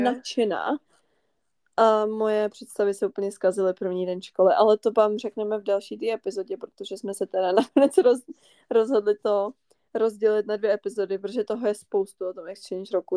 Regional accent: northern Bohemia, Czechia; jsme ze severu Čech

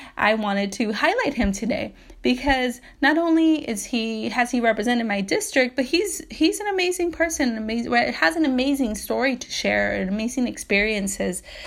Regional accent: Bell, California, United States; So I grew up in Southeast L A, and I grew up in the city of Bell for part of my life

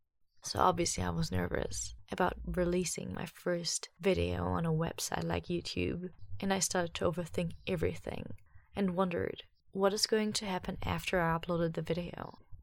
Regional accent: Germany; accent: German; English is a second language; I do feel a little bit embarrassed when I watch the video nowadays because my German accent was for real pretty bad.

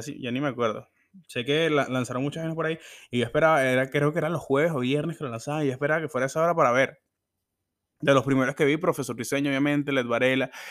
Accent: Venezuela; born or raised there

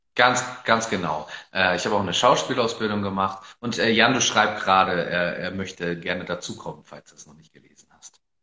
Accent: Northern Germany, Germany; wobei ich mich tatsächlich gar nicht so unbedingt als typischen Norddeutschen bezeichnen würde

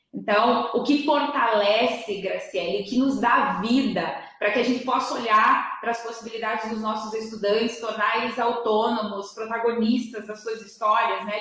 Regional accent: Vista Gaúcha, Rio Grande do Sul, Brazil; moved away as an adult; now in Santa Catarina, Brazil; eu sou gaúcha, eu sou do Rio Grande do Sul, de Vista Gaúcha, e vim morar aqui em Santa Catarina depois do convite para ser pró-reitora

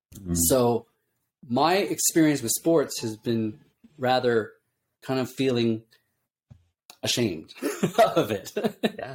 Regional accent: Illinois, United States; moved away; also born or lived in California / Japan; I grew up in the Midwest in Illinois

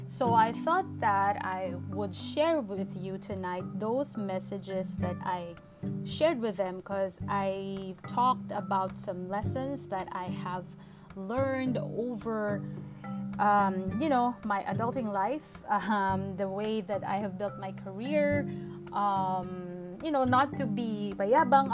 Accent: Santa Cruz, Calabarzon, Philippines; That's where I took my elementary and high school in Santa Cruz, Laguna

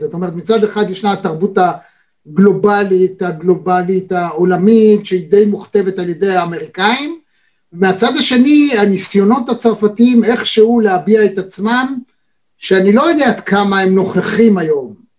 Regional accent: Israel; אני כישראלי

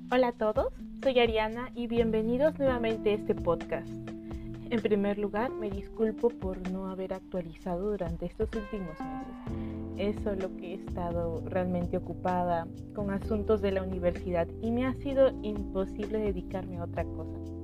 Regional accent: Lima, Peru; yo soy de Perú, específicamente de la ciudad de Lima. Y bueno, he vivido acá eh, la mayor parte de mi vida

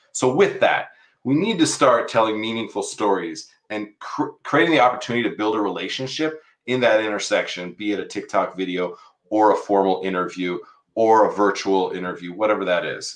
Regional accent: San Diego, California, United States; moved away; I'm a San Diego kid too.

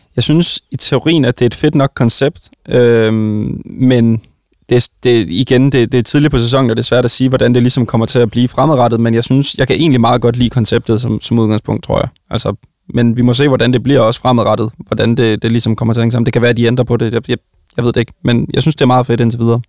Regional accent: Vejle, Southern Denmark, Denmark; jeg kommer jo fra Vejle

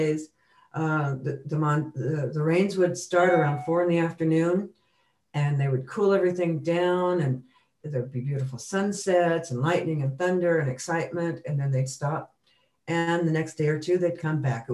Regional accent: Tucson, Arizona, United States; moved away as an adult; also born or lived in San Francisco; I grew up in Tucson

